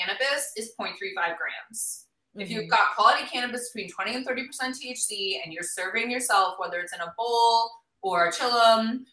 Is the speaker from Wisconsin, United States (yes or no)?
yes; Milwaukee, Wisconsin, United States; I grew up in Milwaukee, Wisconsin